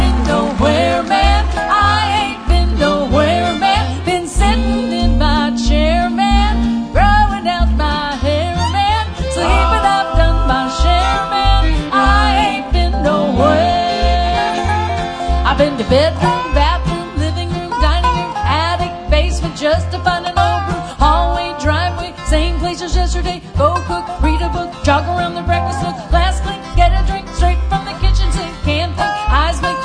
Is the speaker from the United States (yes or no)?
yes; Greentop, Missouri, United States; also born or lived in Lake of the Ozarks, Missouri; grew up in Greentop, Missouri.